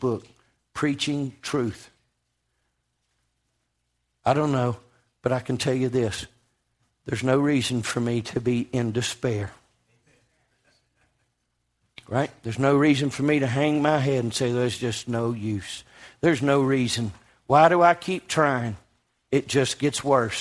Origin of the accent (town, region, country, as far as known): United States